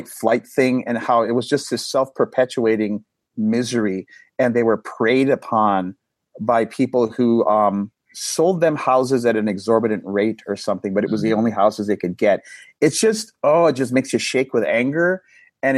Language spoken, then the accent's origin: English; Milwaukee, Wisconsin, United States; Milwaukee, my hometown